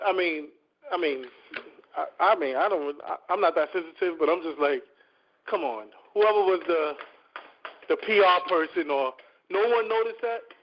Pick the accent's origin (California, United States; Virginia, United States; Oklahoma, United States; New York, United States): New York, United States; New York City; I'm from Harlem